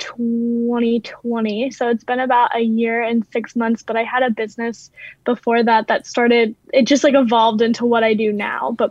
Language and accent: English; Maryland, United States; moved away as an adult; also born or lived in Louisiana; I actually grew up in Maryland, but I went to school in Louisiana, and I lived in Louisiana for years